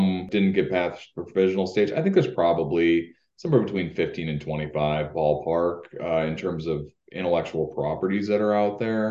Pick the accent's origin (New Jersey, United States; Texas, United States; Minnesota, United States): Minnesota, United States; Rochester; moved away as an adult; also born or lived in Upper Peninsula, Michigan; now in Upper Great Lakes area, United States; I'm actually from Rochester, Minnesota, but I went to, as you pointed out, to undergraduate at Michigan Tech.